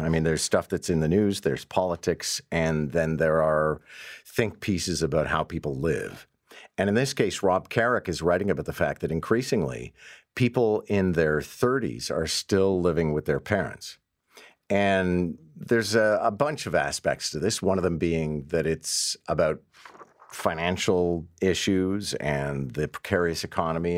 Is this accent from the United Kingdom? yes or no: no; Montreal, Quebec, Canada; now in Toronto, Canada; I grew up in Montreal where pretty well people drink anywhere